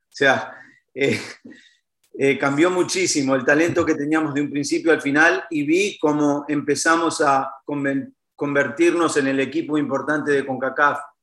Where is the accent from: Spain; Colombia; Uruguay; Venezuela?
Uruguay; moved away; vengo de un país muy chiquito como Uruguay